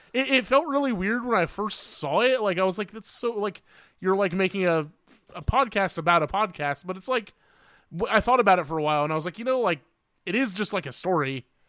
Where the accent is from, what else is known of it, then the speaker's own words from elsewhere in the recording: Indiana, United States; I'm from Indiana